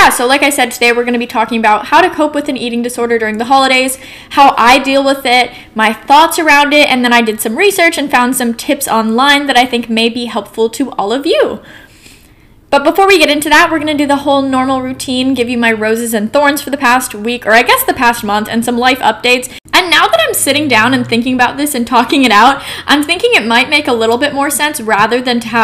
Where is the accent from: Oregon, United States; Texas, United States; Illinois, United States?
Oregon, United States; Portland; also born or lived in San Francisco, California / New York City; I'm from Portland, Oregon, so I moved back to the West Coast